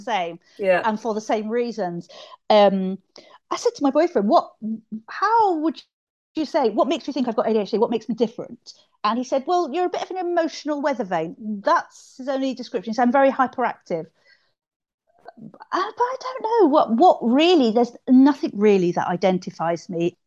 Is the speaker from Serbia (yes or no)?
no; London, United Kingdom; moved away as an adult; now in Yorkshire, United Kingdom; I'm from London and I've lived up here for about thirty odd years up here in Yorkshire